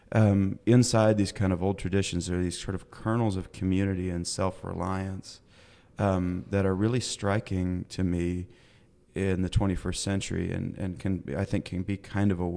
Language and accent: English; Kansas suburbs and rural Illinois, United States; now in Fayetteville, United States; I was raised in the Kansas suburbs and in sort of rural Illinois